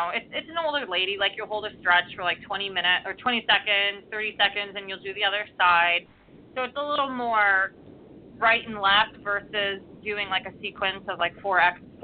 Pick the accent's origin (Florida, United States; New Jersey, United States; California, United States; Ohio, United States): Ohio, United States; now in Seattle, United States; we're from Ohio